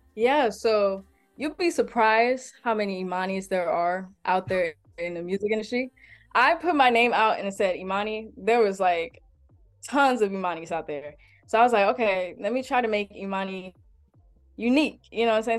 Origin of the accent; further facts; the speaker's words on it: Detroit, Michigan, United States; now in Columbus, United States; I'm originally from Detroit, Michigan